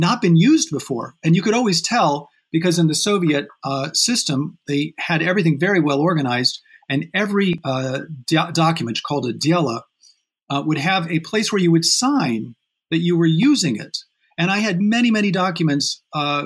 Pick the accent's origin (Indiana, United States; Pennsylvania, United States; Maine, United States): Indiana, United States; South Bend; moved away as an adult; also born or lived in Montreal; I grew up in Indiana, in South Bend, Indiana